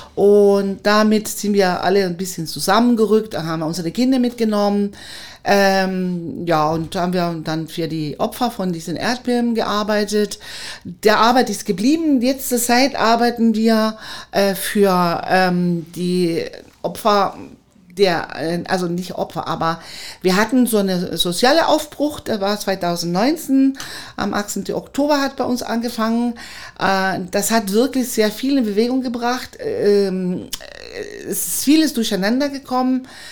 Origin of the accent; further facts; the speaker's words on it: Chile; German is a second language; moved away as an adult; now in Cottbus, Germany; ich aus Chile kam, war ich in Cottbus bekannt, dass eine chilenische Hebamme im Kreissaal ist